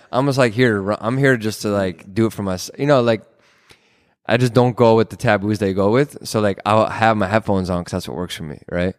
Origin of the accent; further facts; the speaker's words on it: Minneapolis, Minnesota, United States; also born or lived in Israel; I'm from here in the Twin Cities. Um, I went to school at Hopkins